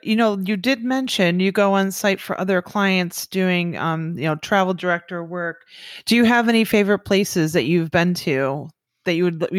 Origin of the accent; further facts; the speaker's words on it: Michigan, United States; now in Florida, United States; I came from Michigan, went to college up there, moved down here to Florida because I wanted to work at Disney.